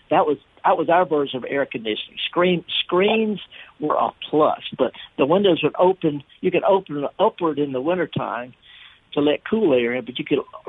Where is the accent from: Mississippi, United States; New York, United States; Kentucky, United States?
Mississippi, United States; the Mississippi Delta, United States; I've been in Mississippi almost all of my life. You know, born and raised in the Delta, but I'm in northern England right now.